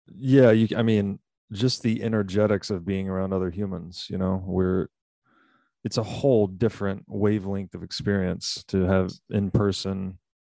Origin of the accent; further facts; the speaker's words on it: Tennessee, United States; I'm from Tennessee, so I'm very, I have a hi, great deal of affinity for the American South